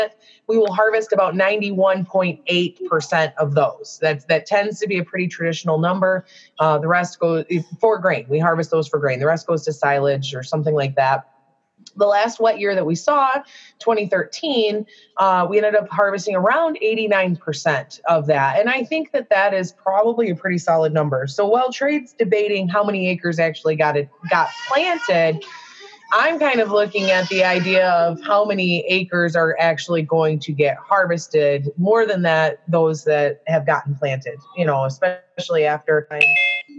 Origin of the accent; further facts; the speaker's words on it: Michigan, United States; I'm from Michigan